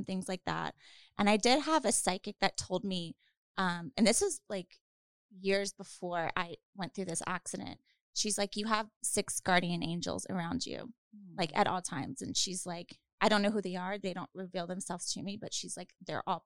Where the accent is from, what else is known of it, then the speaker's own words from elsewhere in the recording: Louisiana, United States; moved away; also born or lived in New Orleans, Louisiana; I'm from Louisiana originally